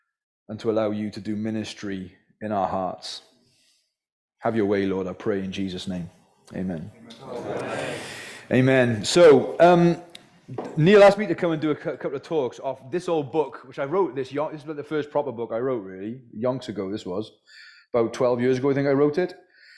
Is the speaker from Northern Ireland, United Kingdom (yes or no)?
no; Wales, United Kingdom; So that's where I'm from originally, by the way, is the Welsh valleys. So my accent is somewhat mongrel.